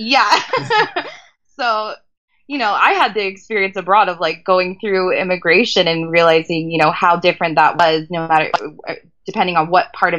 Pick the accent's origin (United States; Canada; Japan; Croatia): United States; California; accent: American